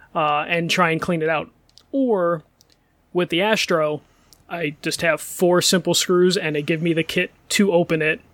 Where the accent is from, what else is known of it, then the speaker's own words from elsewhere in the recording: Chicago, Illinois, United States; I'm Chicago